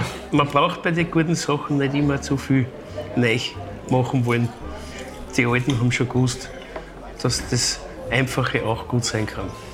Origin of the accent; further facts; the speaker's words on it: Vienna, Austria; bei uns in Wien